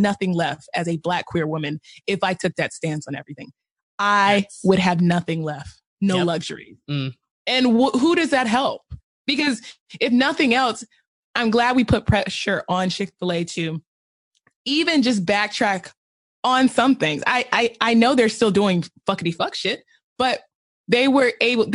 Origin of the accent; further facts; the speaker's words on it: the South, United States; I am from the South